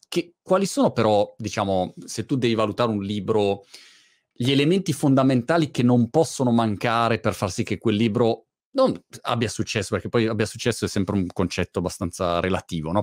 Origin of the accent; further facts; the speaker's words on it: Milan, Lombardy, Italy; moved away as an adult; now in United Kingdom; sono eh, diciamo milanese mhmm, di origine eh, perché sono, mhmm, sono nato a Milano eh.